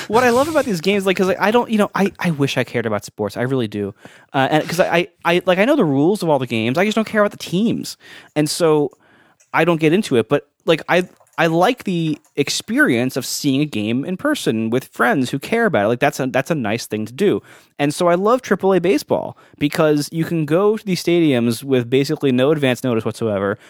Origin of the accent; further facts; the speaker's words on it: Columbus, Ohio, United States; now in New York, United States; growing up in Columbus.